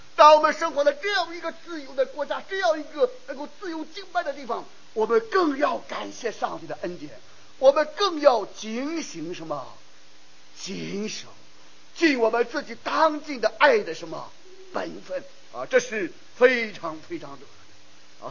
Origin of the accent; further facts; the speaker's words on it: China; now in United States; 尤其是我们中国人，家国天下，啊，尤其是我们中国的弟兄男人，我们愿意谈国家大事，我们愿意谈世界风云